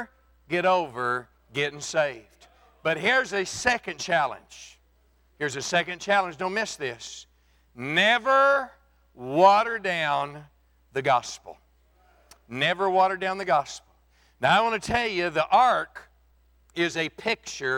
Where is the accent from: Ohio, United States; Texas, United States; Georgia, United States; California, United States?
Texas, United States; Texas Panhandle, United States; I was born and raised in the Texas Panhandle